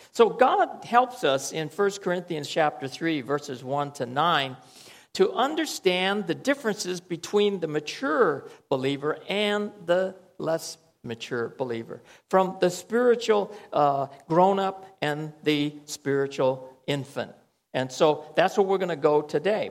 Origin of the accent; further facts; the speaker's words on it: United States; moved away; I'll say, From America